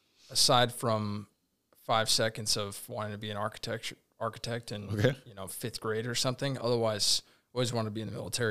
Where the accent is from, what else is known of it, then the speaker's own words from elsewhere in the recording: Tucson, Arizona, United States; also born or lived in Portland, Oregon / Albuquerque, New Mexico; I was born in Portland, Oregon, and then really raised in New Mexico, in Albuquerque, New Mexico, and Tucson, Arizona.